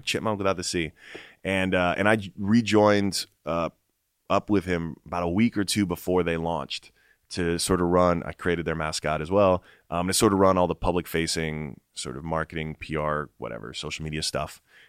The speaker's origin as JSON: {"language": "English", "region": "New York", "country": "United States", "tie": "born there", "said": "Like I was born in New York."}